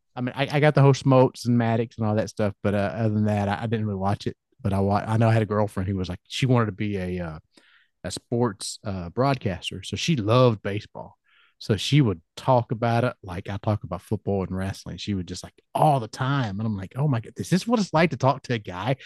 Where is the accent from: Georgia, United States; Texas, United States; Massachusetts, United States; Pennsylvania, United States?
Georgia, United States; I'm from Georgia